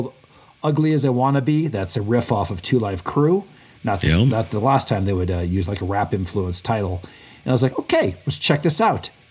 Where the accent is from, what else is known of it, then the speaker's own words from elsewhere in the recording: West Lafayette, Indiana, United States; I grew up in West Lafayette, Indiana.